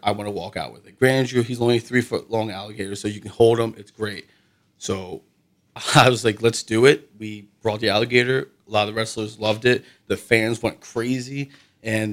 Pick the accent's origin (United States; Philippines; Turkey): United States; Seven Valleys, Pennsylvania; moved away; Seven Valleys, which is like my hometown